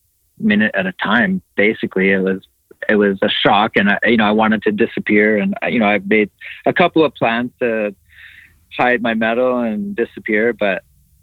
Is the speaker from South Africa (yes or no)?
no; Canada; as a Canadian athlete